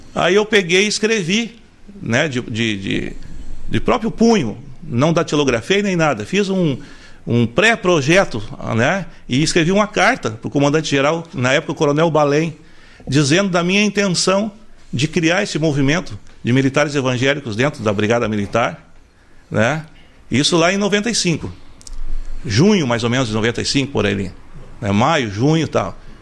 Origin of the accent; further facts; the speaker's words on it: Porto Alegre, Rio Grande do Sul, Brazil; also born or lived in Santo Antônio da Patrulha; Nasci, nascido em Porto Alegre, né? Minha, minha origem de nascimento é Porto Alegre